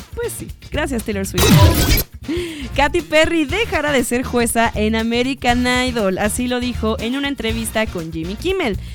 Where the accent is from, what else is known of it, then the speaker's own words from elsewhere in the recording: Mexico City, Mexico; accent: chilango; se me empieza a salir de vez en cuando el acento chilango